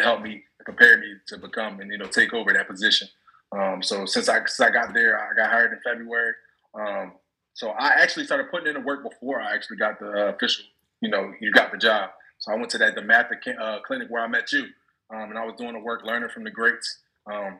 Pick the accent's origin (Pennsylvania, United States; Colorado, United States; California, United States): Pennsylvania, United States; Philadelphia; also born or lived in Largo, Florida; now in Prince George's County, United States; I'm from the Frankfurt section of Philadelphia